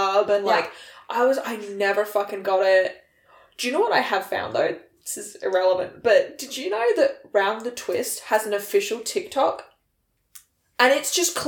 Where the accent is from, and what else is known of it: Australia